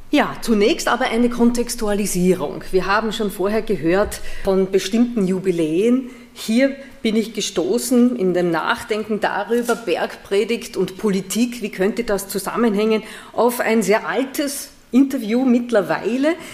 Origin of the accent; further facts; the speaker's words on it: Vienna, Austria; moved away as an adult; now in Paderborn, Germany; ich nicht gebürtig bin aus Nordrhein-Westfalen, ich komme aus Wien. Also ich bin eine Österreicherin